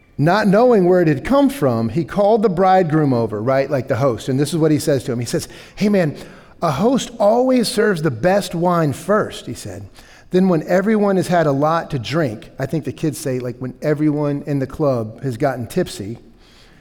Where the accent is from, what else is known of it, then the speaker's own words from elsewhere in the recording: the South, United States; I'm from the South, okay? Like, this is how I grew up